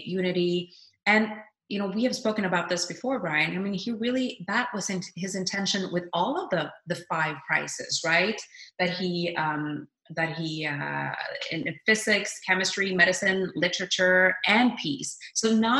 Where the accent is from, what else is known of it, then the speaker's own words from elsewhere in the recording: Norway; I was always very proud as a Norwegian citizen